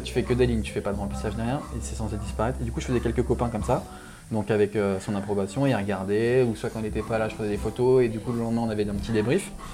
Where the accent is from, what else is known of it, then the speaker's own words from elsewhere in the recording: Réunion; moved away as an adult; also born or lived in Lyon; je viens de La Réunion. Je suis arrivé en France il y a une dizaine d'années pour les études.